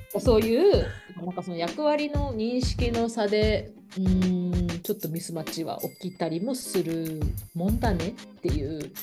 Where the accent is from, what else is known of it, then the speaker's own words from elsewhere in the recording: Kagoshima, Japan; now in Vancouver, Canada; 鹿児島からね自分の実家から